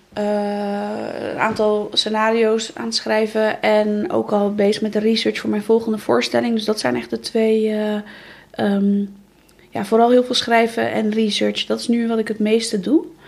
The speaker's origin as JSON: {"language": "Dutch", "town": "Alblasserdam", "region": "South Holland", "country": "Netherlands", "tie": "born or raised there", "moved": "yes", "lives_now": "Rotterdam, Netherlands", "said": "geboren in Alblasserdam."}